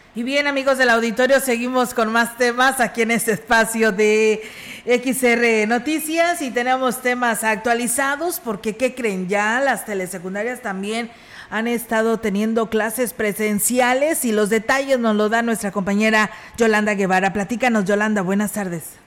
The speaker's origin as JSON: {"language": "Spanish", "town": "Ciudad Valles", "region": "San Luis Potosí", "country": "Mexico", "said": "somos de aquí de Valles"}